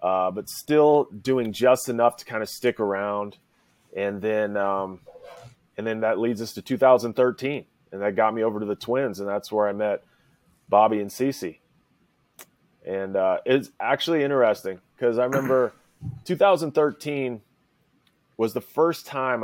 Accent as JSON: {"language": "English", "town": "Santa Maria", "region": "California", "country": "United States", "tie": "born or raised there", "also_born_or_lived": "Oklahoma", "moved": "as an adult", "said": "I grew up on the Central Coast of California, halfway between L.A. and San Francisco, a little place called Santa Maria, California, a little coastal town, really"}